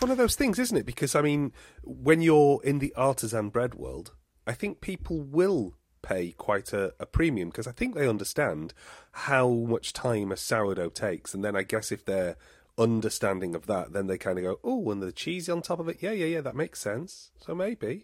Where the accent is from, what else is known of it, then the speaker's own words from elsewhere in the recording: England, United Kingdom; also born or lived in Totnes, Devon; we said oh, from England